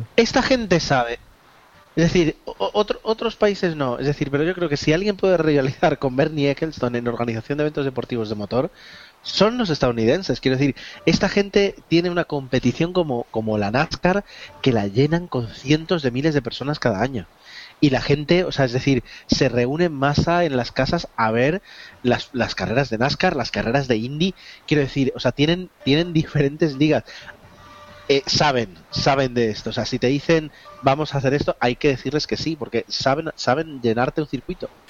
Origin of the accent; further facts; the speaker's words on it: Spain; nosotros como españoles